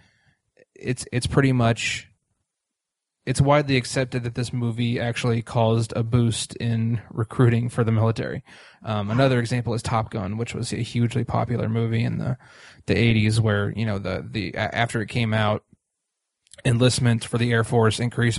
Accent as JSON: {"language": "English", "town": "Indianapolis", "region": "Indiana", "country": "United States", "said": "I'm from Indy."}